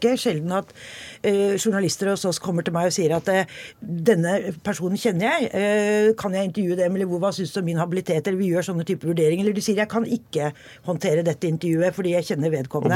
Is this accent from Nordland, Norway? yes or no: no; Hokksund, Buskerud, Norway; Jeg er jo, eh, er jo fra Hokksund